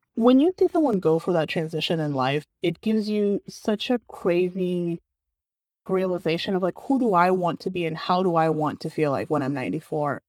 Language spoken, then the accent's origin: English; Bulgaria; now in San Francisco, United States; I grew up and I was raised in Bulgaria